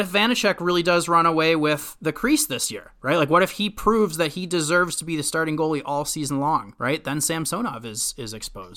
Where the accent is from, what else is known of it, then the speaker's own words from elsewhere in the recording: Minnesota, United States; I was growing up in Minnesota